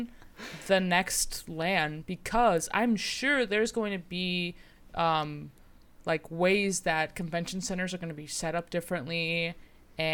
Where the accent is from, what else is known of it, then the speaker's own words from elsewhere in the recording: United States; as like an American